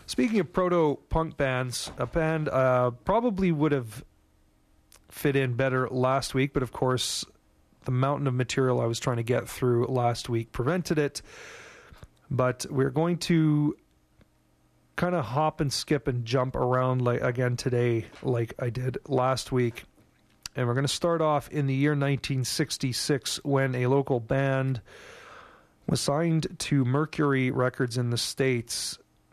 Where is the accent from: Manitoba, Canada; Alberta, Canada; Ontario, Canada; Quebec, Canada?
Quebec, Canada; Montreal; moved away as an adult; now in Vancouver, Canada; my hometown's really Montreal